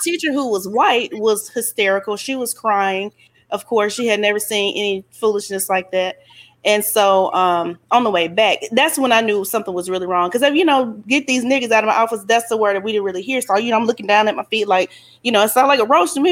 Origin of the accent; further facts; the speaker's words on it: Alabama, United States; I'm from Alabama